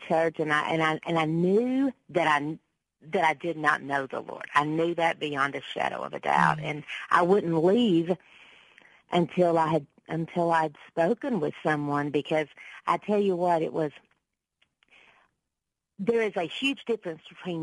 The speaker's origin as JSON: {"language": "English", "region": "Texas", "country": "United States", "tie": "born or raised there", "said": "most people do describe me as Texas-raised"}